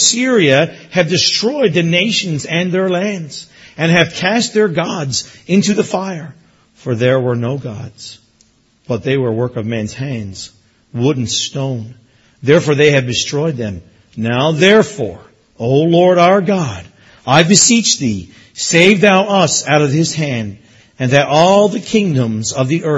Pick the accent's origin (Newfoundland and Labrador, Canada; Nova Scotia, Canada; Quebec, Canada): Newfoundland and Labrador, Canada; moved away as an adult; also born or lived in Erin, Ontario; now in Ontario, Canada; growing up in Newfoundland